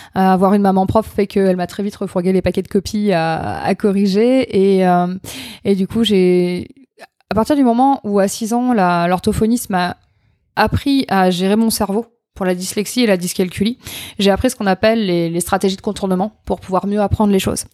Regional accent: Châteauroux, Centre-Val de Loire, France; moved away as an adult; also born or lived in Limoges / Occitanie; Je suis née à Châteauroux. Euh, concours de circonstances, indépendant de ma volonté. Euh, j'ai grandi là-bas.

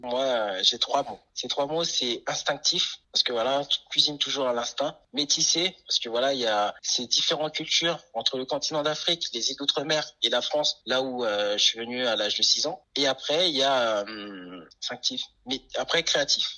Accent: French Guiana; Je suis guyanais, mes parents sont haïtiens

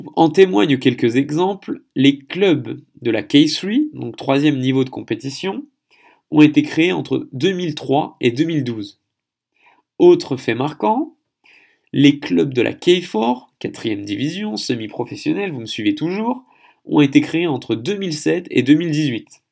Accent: Paris, Île-de-France, France; moved away as an adult; also born or lived in Seine-Saint-Denis, France / Gatineau, Quebec, Canada; now in Andong, South Korea; Je suis français, parisien, ayant vécu en Seine-Saint-Denis

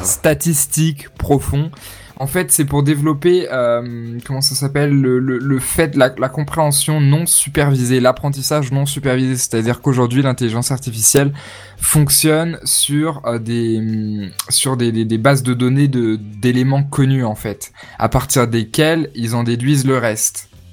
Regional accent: France; On est français

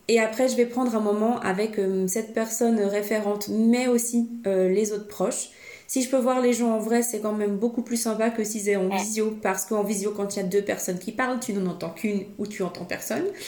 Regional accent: Switzerland; je suis suissesse

